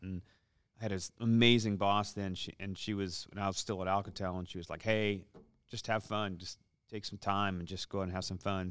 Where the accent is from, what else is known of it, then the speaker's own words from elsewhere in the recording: Seattle, Washington, United States; moved away as an adult; I'm born and raised in Seattle, uh, moved here in two thousand seven